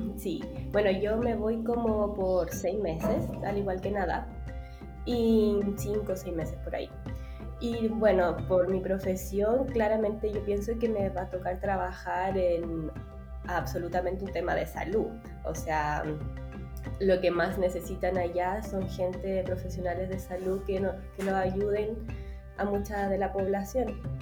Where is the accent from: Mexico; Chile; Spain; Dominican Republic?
Chile; Santiago, Santiago Metropolitan Region; yo soy aquí de Santiago